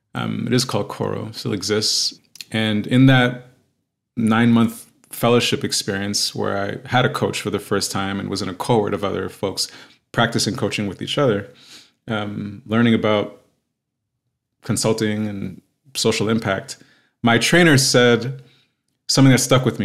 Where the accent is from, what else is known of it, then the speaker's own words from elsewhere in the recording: New York, United States; also born or lived in Queens, New York / Westchester County, New York; now in Los Angeles, United States; I'm based in Los Angeles, uh, born and raised in New York. I'm the child of Haitian immigrants